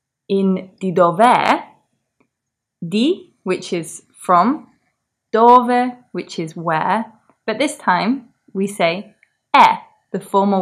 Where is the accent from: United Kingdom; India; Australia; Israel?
United Kingdom; England